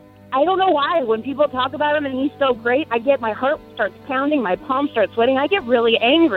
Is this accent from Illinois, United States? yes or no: yes; Chicago, Illinois, United States; I'm from Chicago